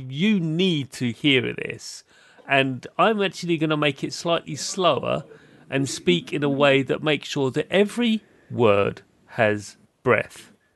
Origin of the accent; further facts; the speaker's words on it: United Kingdom; as a British person